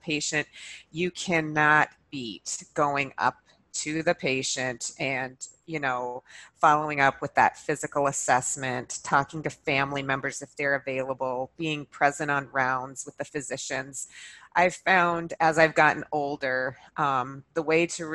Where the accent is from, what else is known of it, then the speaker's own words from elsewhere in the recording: Montana, United States; moved away; also born or lived in Minnesota / Boston; I'm originally from Montana and I went to school in Minnesota